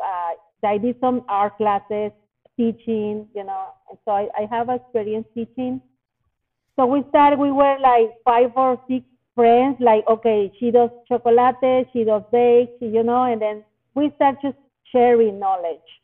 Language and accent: English; Monterrey, Nuevo León, Mexico; moved away; my hometown Monterrey in Mexico